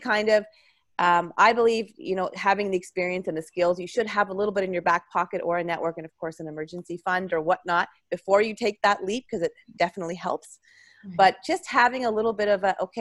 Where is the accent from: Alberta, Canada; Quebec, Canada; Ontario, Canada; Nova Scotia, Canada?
Ontario, Canada; I grew up in Ontario on a dairy farm